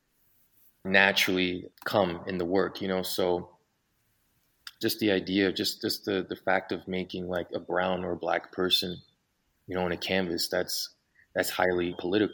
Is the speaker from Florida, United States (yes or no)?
no; Philadelphia, Pennsylvania, United States; moved away as an adult; also born or lived in Honolulu, Hawaii / London; now in Mexico City, Mexico; my family's from Philadelphia. We moved back. I grew up there.